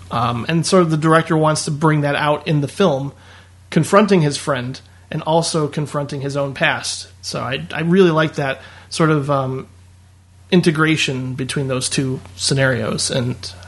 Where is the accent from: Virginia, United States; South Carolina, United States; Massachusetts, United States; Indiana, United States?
Indiana, United States; I would say so. Yeah. I mean, it wasn't like, you know, it was lower middle class, more or less